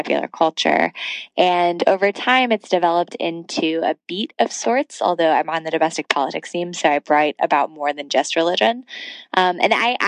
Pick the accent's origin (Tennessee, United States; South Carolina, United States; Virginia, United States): Tennessee, United States; moved away as an adult; I grew up in the Jewish tradition in Tennessee